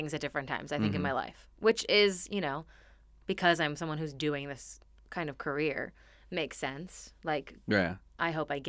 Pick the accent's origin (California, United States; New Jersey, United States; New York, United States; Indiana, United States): New Jersey, United States; Montclair; Montclair, New Jersey.